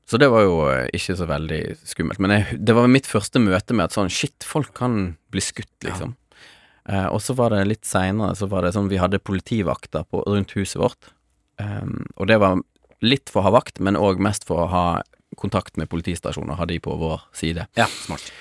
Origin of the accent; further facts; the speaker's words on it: Angola; also born or lived in Mozambique; Jeg vokste opp i Afrika, Eh, først i Mosambik og så i Angola. Angola var liksom røffest eh, borgerkrigstemning.